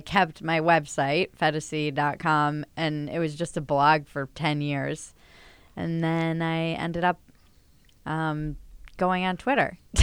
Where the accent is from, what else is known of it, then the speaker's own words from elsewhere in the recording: Northeast, United States; moved away as an adult; now in Los Angeles, United States; I come from the Northeast